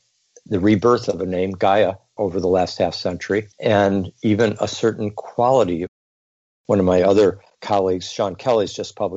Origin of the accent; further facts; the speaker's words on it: Geneva, Switzerland; I was born in Geneva, Switzerland